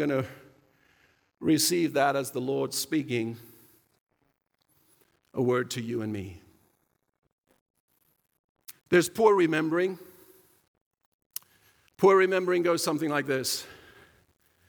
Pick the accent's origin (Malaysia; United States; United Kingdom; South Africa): South Africa; I grew up in South Africa during apartheid years